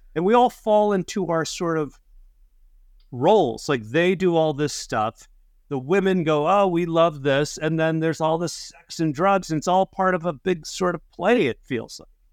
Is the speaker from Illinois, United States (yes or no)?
yes; Chicago, Illinois, United States; I'm from Chicago